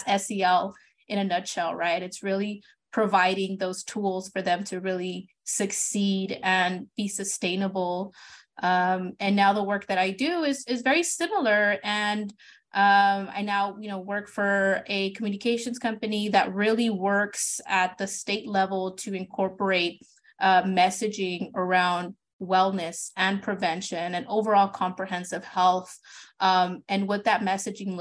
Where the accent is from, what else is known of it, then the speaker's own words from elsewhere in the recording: Ventura County, California, United States; I'm from Ventura County